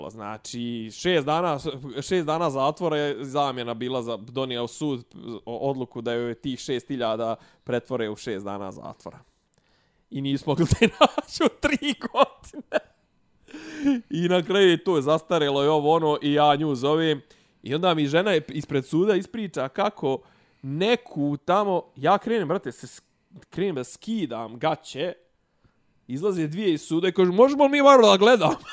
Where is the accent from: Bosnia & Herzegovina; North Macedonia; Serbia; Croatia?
Bosnia & Herzegovina; Gračanica, Federation of Bosnia and Herzegovina; rekao iz Gračance, rekao, ali ne kosovske, nego bosanske.